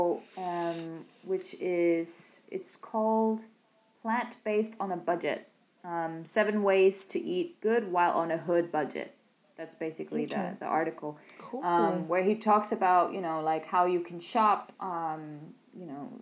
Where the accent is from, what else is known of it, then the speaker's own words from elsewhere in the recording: Copenhagen, Capital Region of Denmark, Denmark; now in France; I come from Copenhagen. I walk down to my local Netto